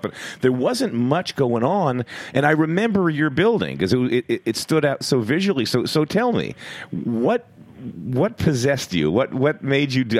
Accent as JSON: {"language": "English", "town": "Philadelphia", "region": "Pennsylvania", "country": "United States", "moved": "as an adult", "lives_now": "New York, United States", "said": "I was from Philadelphia up until then"}